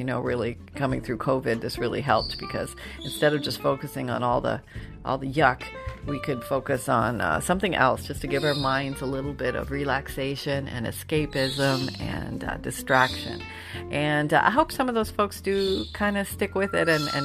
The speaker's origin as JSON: {"language": "English", "country": "Canada", "tie": "born or raised there", "moved": "yes", "said": "growing up in Canada where we had snow"}